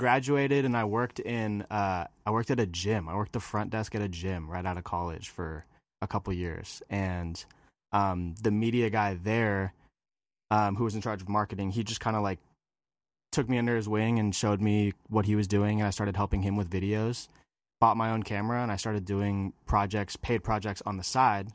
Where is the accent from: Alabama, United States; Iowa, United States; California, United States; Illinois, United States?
California, United States; just north of San Francisco, Northern; moved away as an adult; also born or lived in Hawaii; I am from California. I was, uh, grew up there in Northern California, just north of San Francisco.